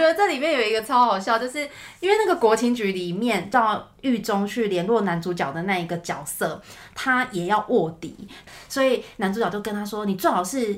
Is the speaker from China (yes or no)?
no; Taichung, Taiwan; 因为我是台中人嘛